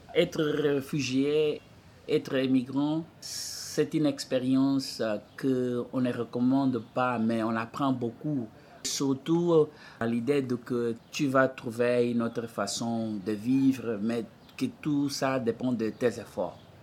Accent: Angola; French is a second language; moved away as an adult; now in Montreal, Canada; J'ai quitté l'Angola, on est passé pour les États-Unis

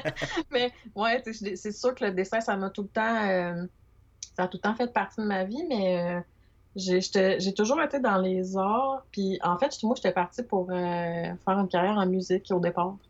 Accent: Montreal, Quebec, Canada; moved away as an adult; now in Trois-Rivières, Canada; suis natif de Montréal

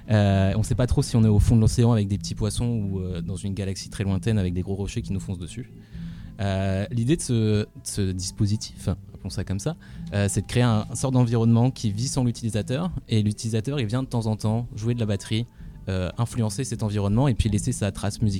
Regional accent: Valenciennes, Hauts-de-France, France; moved away as an adult; je suis parti de Valenciennes, une petite ville en France

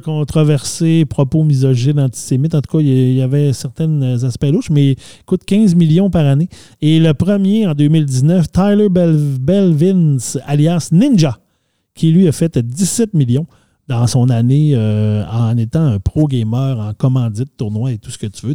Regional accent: Saguenay, Quebec, Canada; quand on était jeunes, nous au Saguenay

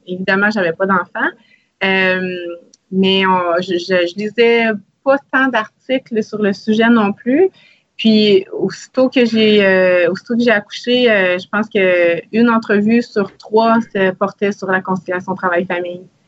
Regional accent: Salaberry-de-Valleyfield, Quebec, Canada; j'ai grandi à Salaberry de Valleyfield

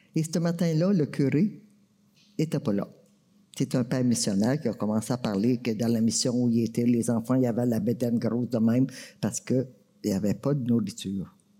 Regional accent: Maniwaki, Quebec, Canada; je viens de Maniwaki

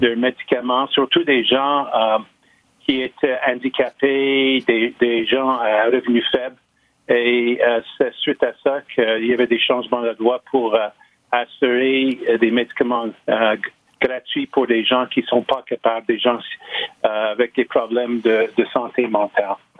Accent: Lachine, Quebec, Canada; Je suis né à la Chine, je suis originaire

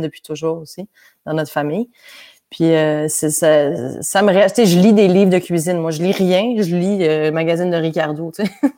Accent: Quebec, Canada; accent: hybrid Québécois/French; also born or lived in France / Montreal; j'ai commencé ma vie au Québec. Je suis née au Québec, j'ai fait la maternelle, j'avais l'accent québécois fort

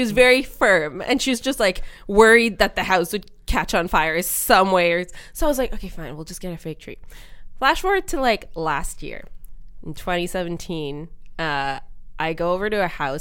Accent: Montreal, Quebec, Canada; I was born in Canada, so I was the only one born in Montreal.

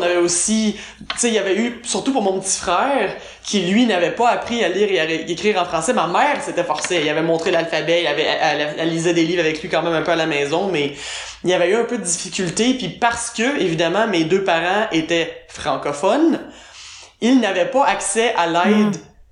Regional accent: Quebec, Canada; moved away as an adult; on retourne au Québec

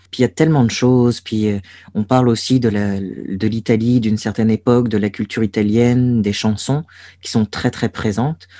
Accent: Brest, Brittany, France; moved away as an adult; Brest, j'ai beau trouver cette ville archimoche. C'est là d'où je viens c'est là où j'ai grandi

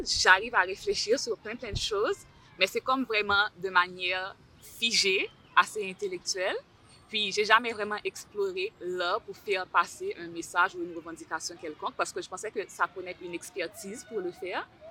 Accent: Haiti; moved away as an adult; also born or lived in Terrebonne, Canada; now in Montreal, Canada; Je viens d'Haïti, ça fait environ trois ans et demi que j'habite ici.

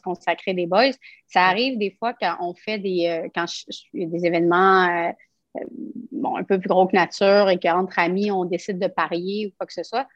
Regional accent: Quebec City, Quebec, Canada; je suis une de Québec

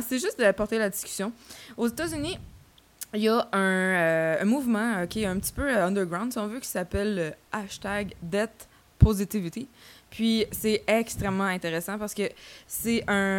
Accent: Saint-Hubert, Quebec, Canada; je viens euh, de Saint-Hubert. J'ai fait euh, mes études secondaires à Monseigneur Parent

